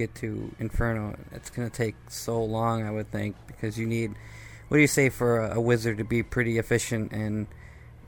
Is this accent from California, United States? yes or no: no; Wisconsin, United States; I'm from Wisconsin